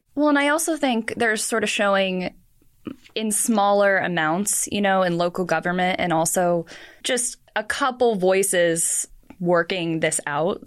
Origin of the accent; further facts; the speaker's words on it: Portland, United States; I'm from Portland